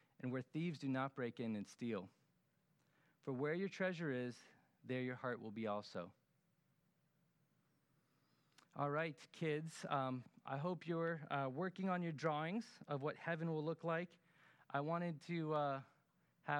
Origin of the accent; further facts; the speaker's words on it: Florida, United States; us Floridians